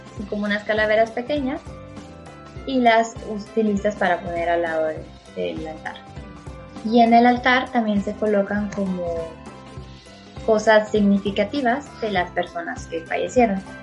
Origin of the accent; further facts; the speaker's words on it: San Luis Potosí, Mexico; yo soy de México, de un lugar llamado San Luis Potosí